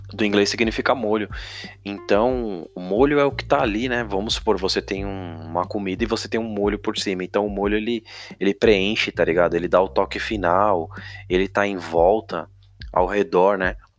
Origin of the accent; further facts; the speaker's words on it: São Paulo, Brazil; eu sou de São Paulo